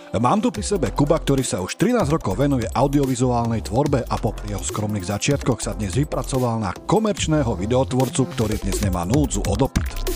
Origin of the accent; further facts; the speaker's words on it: Zlaté Moravce, Nitra Region, Slovakia; ja som začal robiť u nás v Zlatých Moravciach nejaké tie reportáže